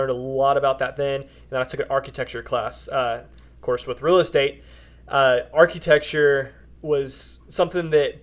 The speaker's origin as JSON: {"language": "English", "town": "Wichita Falls", "region": "Texas", "country": "United States", "tie": "born or raised there", "also_born_or_lived": "Olney, Texas", "said": "I pretty much grew up in Wichita Falls, a little bit bigger town here in Texas"}